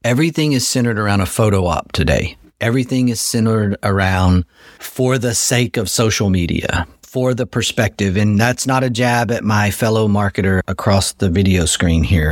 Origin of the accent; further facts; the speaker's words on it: Texas, United States; as a Texan